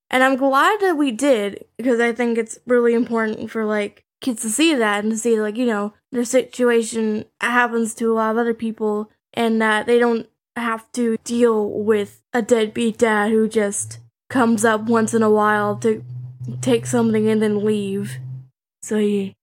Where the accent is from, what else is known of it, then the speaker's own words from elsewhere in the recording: Canada; I'm Canadian